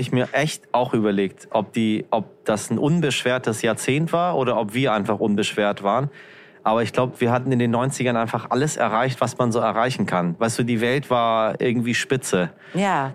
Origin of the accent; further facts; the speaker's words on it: Hamburg, Germany; accent: Hamburg; also born or lived in Berlin; dass wir Hamburger